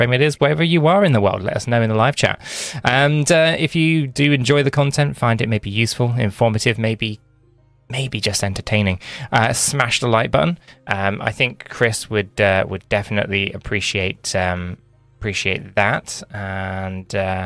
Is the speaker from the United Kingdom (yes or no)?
yes; United Kingdom; we're British